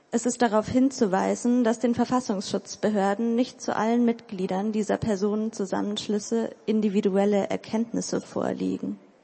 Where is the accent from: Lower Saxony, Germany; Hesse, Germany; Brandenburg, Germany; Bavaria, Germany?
Lower Saxony, Germany; Hildesheim; Ich komme aus Hildesheim. Ich studiere dort literarisches Schreiben.